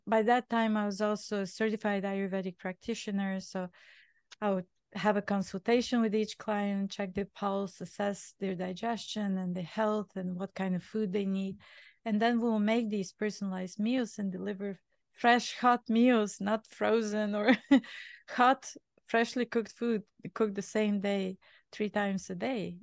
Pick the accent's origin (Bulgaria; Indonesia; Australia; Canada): Bulgaria; English is a second language; moved away as an adult; now in New York, United States; I was born in Bulgaria, uh, back in communist time.